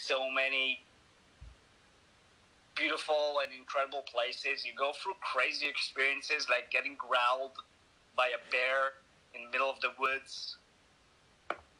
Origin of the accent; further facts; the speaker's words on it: Hod HaSharon, Central District, Israel; moved away; also born or lived in Tel Aviv; outside of Tel Aviv in my hometown, Hod HaSharon.